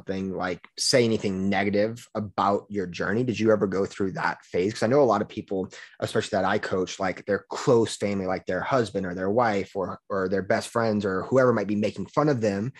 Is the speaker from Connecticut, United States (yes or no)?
no; Louisiana, United States; moved away as an adult; I'm from Louisiana, and I just recently moved up here